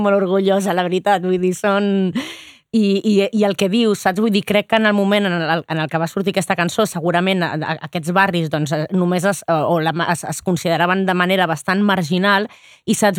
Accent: Barcelona, Catalonia, Spain; com a barcelonina

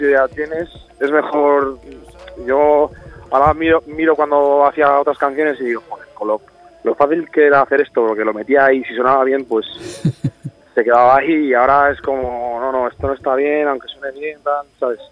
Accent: Aranda de Duero, Castile and León, Spain; Soy de Burgos, de Aranda de Duero.

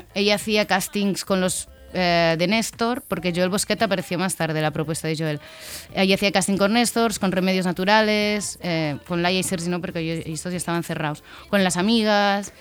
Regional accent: Valencian Community, Spain; somos valencianas

